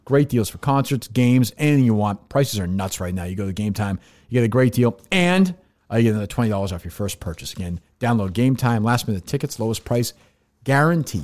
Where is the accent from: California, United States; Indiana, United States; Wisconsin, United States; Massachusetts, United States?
Massachusetts, United States; Billerica; also born or lived in Winchester, Massachusetts; I grew up in Billerica until I was ten years old